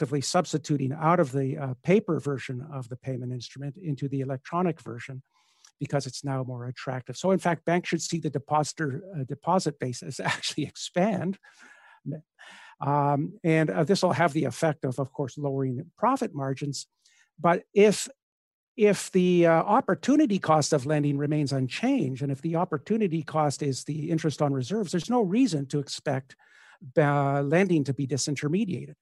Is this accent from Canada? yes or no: yes; Canada; being a Canadian